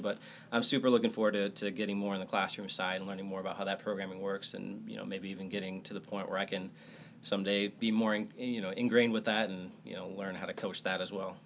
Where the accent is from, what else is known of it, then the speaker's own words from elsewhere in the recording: Michigan, United States; moved away; grew up in Michigan, is a great place to grow up